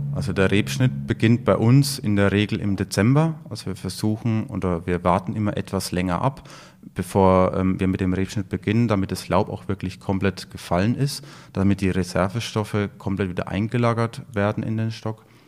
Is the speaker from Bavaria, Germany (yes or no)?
yes; Franconia, Bavaria, Germany; bei uns in Franken